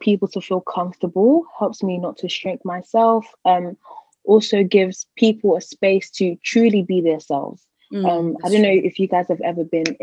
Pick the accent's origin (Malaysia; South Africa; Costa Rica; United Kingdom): United Kingdom; also born or lived in Bristol; I am Ghanaian by descent, but I was born in Britain.